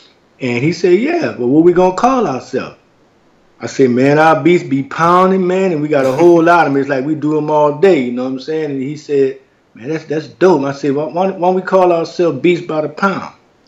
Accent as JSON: {"language": "English", "region": "Louisiana", "country": "United States", "tie": "born or raised there", "also_born_or_lived": "California", "said": "my hometown of Syracuseville, Louisiana."}